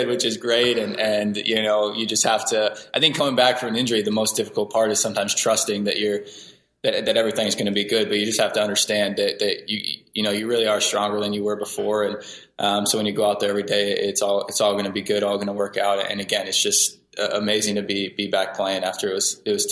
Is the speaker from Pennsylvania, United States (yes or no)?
no; Seattle, Washington, United States; winning an MLS Cup for my hometown team was something that I dreamed of, you know, growing up as a little kid